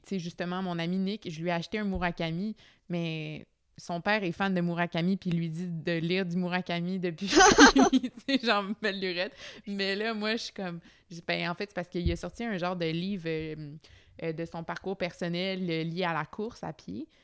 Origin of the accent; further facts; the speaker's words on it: Quebec, Canada; en tant que Québécois nord-américain